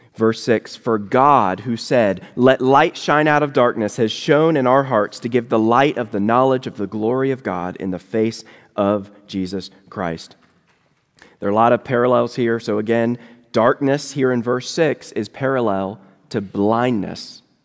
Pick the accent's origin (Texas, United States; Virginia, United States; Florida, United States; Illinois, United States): Virginia, United States; now in Louisville, United States; I live in Louisville, Kentucky now, but I'm originally from Virginia